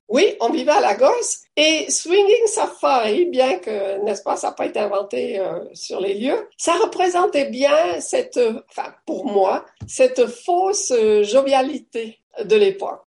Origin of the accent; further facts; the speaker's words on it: Valais, Switzerland; moved away as an adult; also born or lived in Fribourg / Africa / Toronto; now in Canada; je viens du Valais